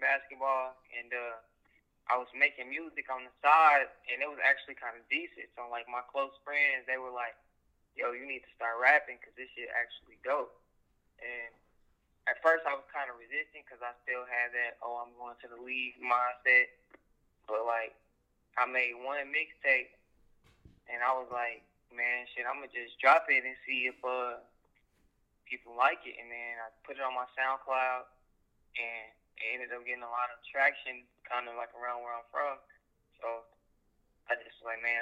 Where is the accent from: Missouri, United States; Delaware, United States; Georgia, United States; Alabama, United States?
Missouri, United States; Kansas City; I'm from Kansas City, Missouri, of course, specifically South Kansas City, Grandview area.